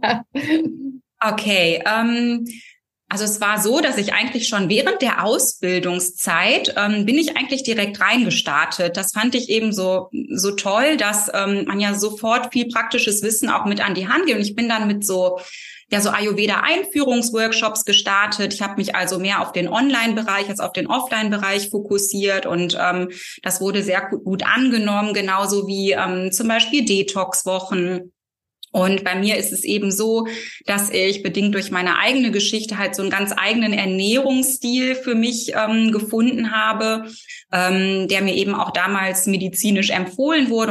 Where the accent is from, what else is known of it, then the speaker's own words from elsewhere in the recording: near Cologne, North Rhine-Westphalia, Germany; ich komme ähm, aus Nordrhein-Westfalen, der Nähe Kölns und lebe hier